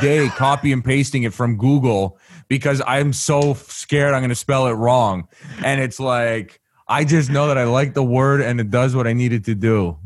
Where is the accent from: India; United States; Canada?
Canada; I'm from Canada